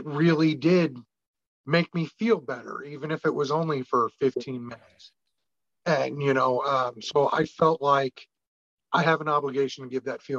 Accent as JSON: {"language": "English", "region": "Illinois", "country": "United States", "tie": "born or raised there", "said": "I was raised in Illinois"}